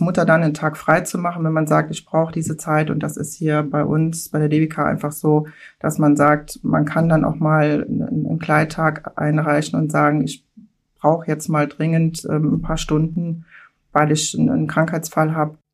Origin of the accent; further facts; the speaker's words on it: Mülheim-Kärlich, Rhineland-Palatinate, Germany; Mülheim-Kerlich ist eine Hochburg, also mein Heimatort